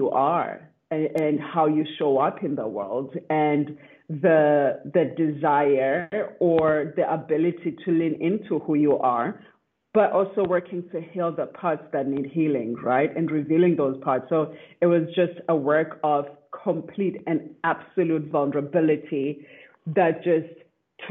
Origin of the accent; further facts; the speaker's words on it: South Africa; now in Austin, United States; I am from South Africa